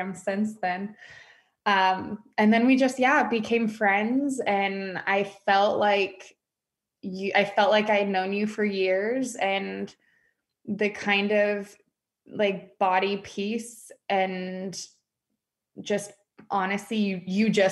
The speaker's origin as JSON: {"language": "English", "region": "West Coast", "country": "United States", "moved": "as an adult", "lives_now": "Dallas, United States", "said": "I decided to move out of my hometown and move to Dallas, Texas. I'm from the West Coast."}